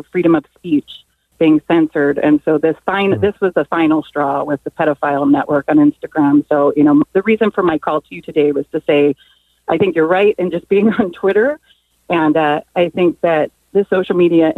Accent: Cincinnati, Ohio, United States; now in California, United States; I'm originally from Cincinnati, Ohio

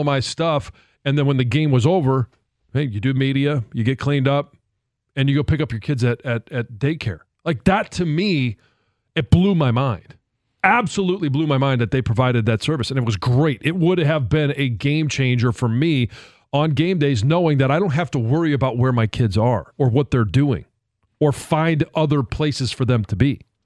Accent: Detroit, Michigan, United States; moved away; I wanted to come home

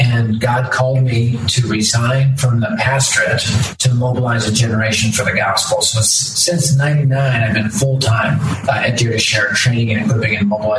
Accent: Denver, Colorado, United States; I was raised in North Denver, which is the primary area of Denver at the time.

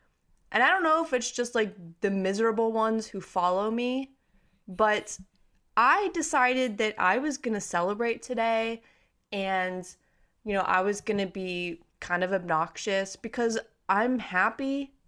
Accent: Youngstown, Ohio, United States; So our entire life growing up around here has been constantly polluted by Pittsburgh Steelers

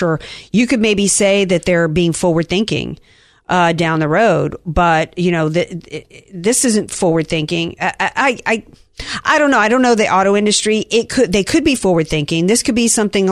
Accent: the South, United States; I'm from the South

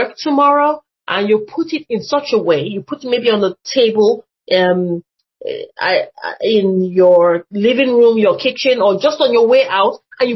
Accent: Nigeria; moved away; when I was growing up in Nigeria

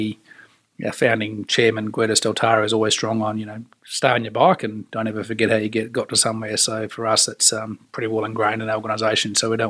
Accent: Australia; And for me, having growing up in Australia, it's everything outdoors.

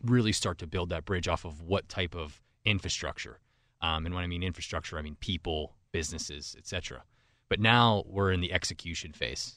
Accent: Cambria County, Pennsylvania, United States; moved away as an adult; also born or lived in New York / Pittsburgh; born and raised in Cambria County

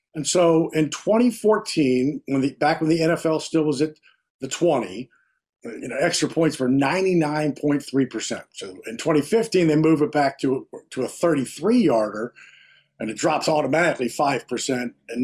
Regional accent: Virginia, United States; I mean, I know I'm from Virginia, right? You know, we didn't have that.

